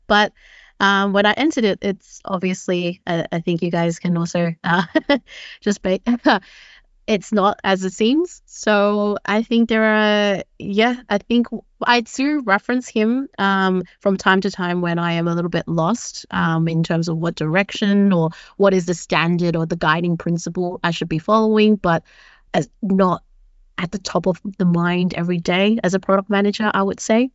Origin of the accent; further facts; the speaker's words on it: Sydney, New South Wales, Australia; moved away as an adult; now in Copenhagen, Denmark; I'm originally from Sydney, uh, where I grew up most of my life